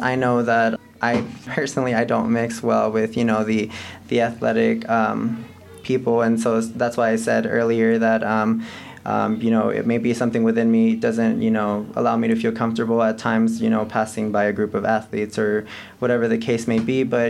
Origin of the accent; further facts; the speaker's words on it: El Paso, Texas, United States; moved away as an adult; now in Silver City, United States; I didn't grow up in Silver City, and I'm from El Paso.